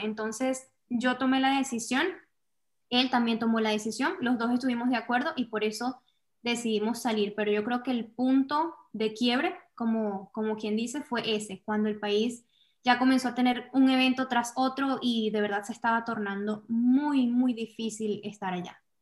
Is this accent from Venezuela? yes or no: yes; Venezuela; moved away as an adult; now in United States; primero soy venezolana, una mujer venezolana que es emigrante también. Llegué aquí a Estados Unidos, estoy viviendo en Estados Unidos ya desde hace cuatro años